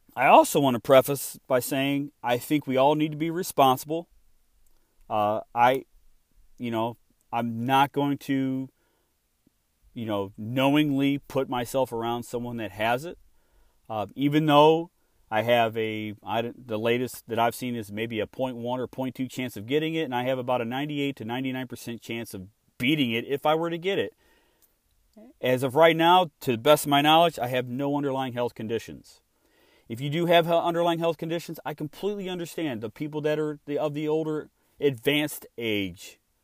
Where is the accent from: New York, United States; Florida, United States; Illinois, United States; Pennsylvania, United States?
Illinois, United States; moved away as an adult; now in Texas, United States; I'm from Illinois. I grew up there